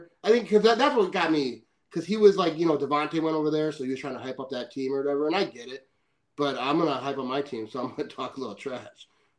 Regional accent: Fond du Lac, Wisconsin, United States; moved away

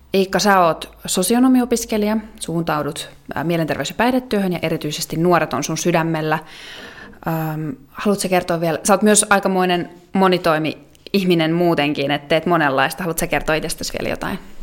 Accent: South Ostrobothnia, Finland; moved away; also born or lived in Oulu / Eastern Finland; mä taas olen Etelä-Pohjanmaalta itse kotoisin

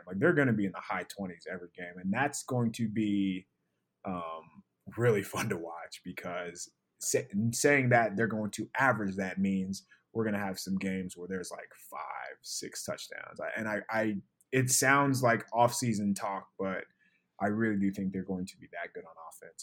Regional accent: San Diego, California, United States; I was born in San Diego

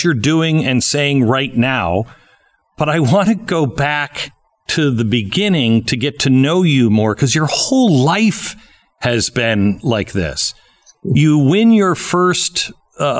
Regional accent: Seattle, Washington, United States; moved away; I grew up in Seattle, and I absolutely love that climate

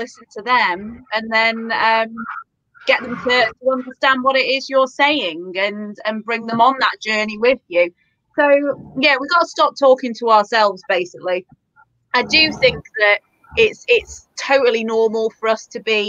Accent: Crewe, North West England, United Kingdom; my hometown of Crewe

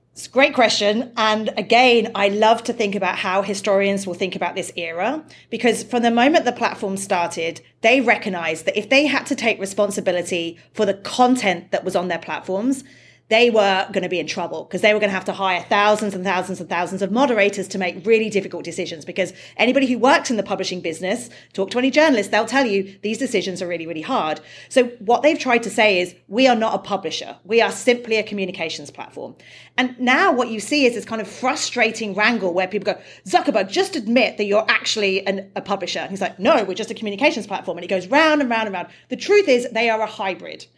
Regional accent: United Kingdom; I'm British

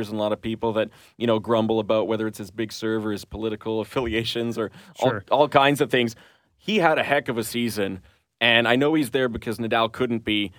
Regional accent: Canada; being a Canadian

